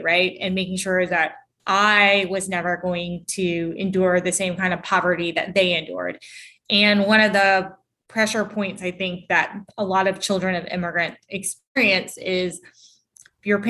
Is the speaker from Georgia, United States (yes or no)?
yes; Augusta, Georgia, United States; I grew up in Augusta, Georgia, which is 2 hours east of Atlanta